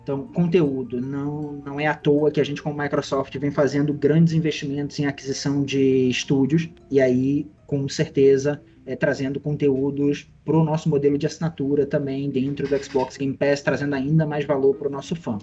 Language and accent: Portuguese; Brazil; a gente, como brasileiro